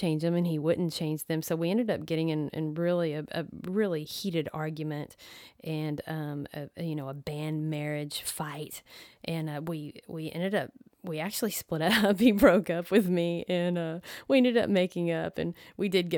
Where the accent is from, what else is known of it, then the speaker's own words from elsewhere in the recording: Dallas, Texas, United States; I am from Dallas, Texas